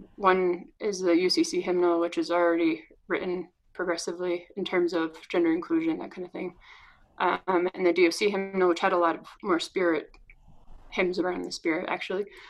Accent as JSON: {"language": "English", "area": "north of Boston", "region": "Massachusetts", "country": "United States", "moved": "yes", "lives_now": "Denver, United States", "said": "I'm originally from north of Boston"}